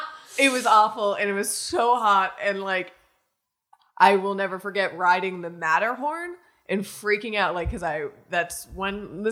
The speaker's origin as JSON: {"language": "English", "region": "Florida", "country": "United States", "tie": "born or raised there", "said": "So growing up in Florida"}